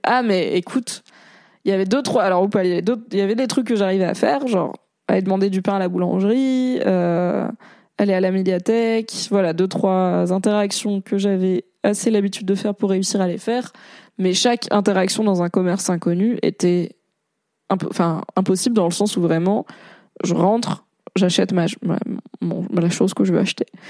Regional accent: Valence, Auvergne-Rhône-Alpes, France; Il y avait à Valence, dans la Drôme, là où j'ai grandi

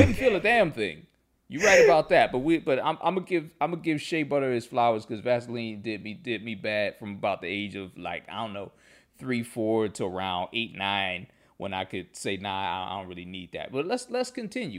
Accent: Pittsburgh, Pennsylvania, United States; I grew up in Pittsburgh

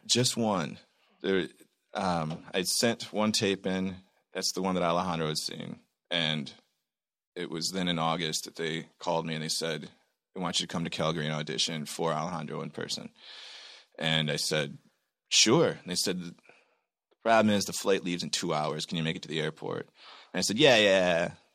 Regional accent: Michigan, United States; I'm from Michigan

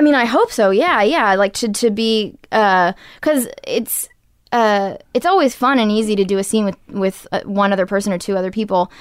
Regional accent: Portland, Maine, United States; now in California, United States; I grew up in Maine, and I wanted to be an actress

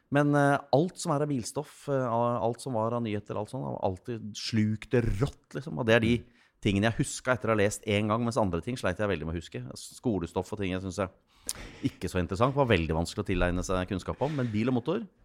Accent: Gjøvik, Innlandet, Norway; dialekta til Taubel er jo min dialekt. Jeg fikk jo lov til å prege den, for der, jeg vokste jo opp på Gjøvik

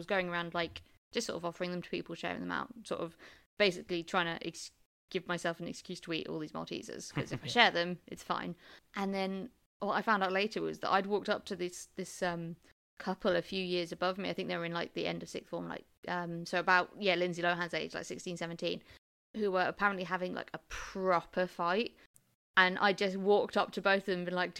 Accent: England, United Kingdom; I grew up in the South

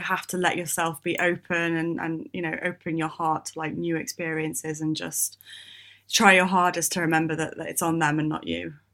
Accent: United Kingdom; we're British

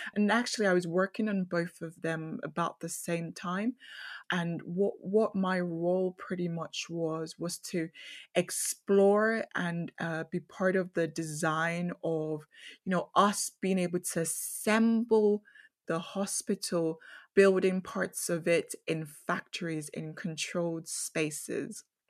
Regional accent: Nigeria; I grew up in Nigeria

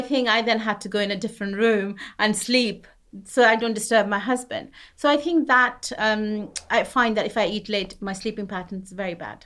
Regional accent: West Bengal, India; also born or lived in Punjab; now in United Kingdom; I grew up to a Punjabi family, but I grew up in West Bengal.

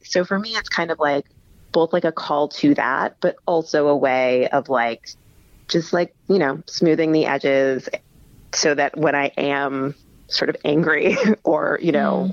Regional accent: Midwest, United States; also born or lived in Texas; now in New York, United States; I'm from the Midwest, and then I lived in Texas

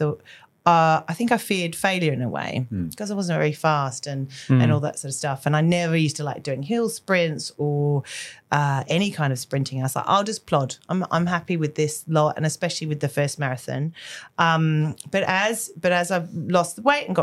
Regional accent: Australia; moved away; I'm Australian. So like sport and that whole, running culture was very present when I was younger

